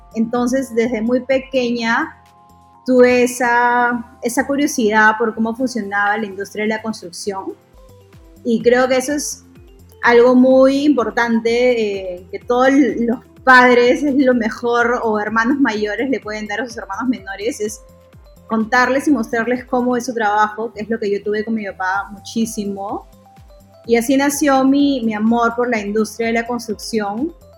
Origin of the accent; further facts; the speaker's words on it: Piura, Peru; moved away as an adult; also born or lived in Lima, Peru / San Francisco, United States; yo soy eh, de Piura, eh, en Perú